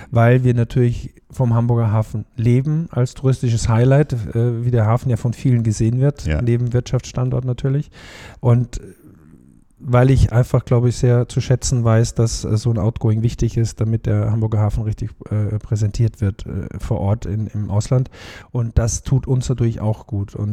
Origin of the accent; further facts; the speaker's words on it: Austria; als Österreicher darf ich das sagen.